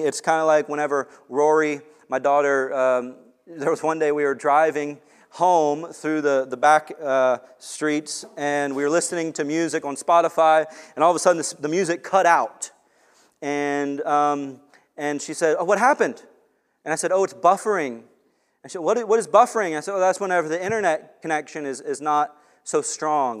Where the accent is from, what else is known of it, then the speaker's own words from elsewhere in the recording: Long Beach, United States; moved away; I grew up in Long Beach also